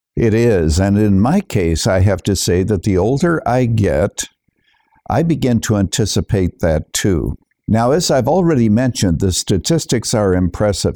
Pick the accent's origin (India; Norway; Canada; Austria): Canada; moved away as an adult; now in United States; I was born and raised in Canada, but I'm a naturalized citizen here in the United States, coming here in the early 1970s